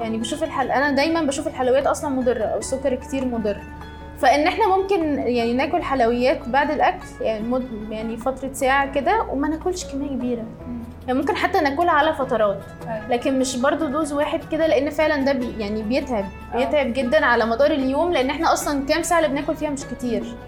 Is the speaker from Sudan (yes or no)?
no; Egypt; احنا طبعاً يعني كمصريين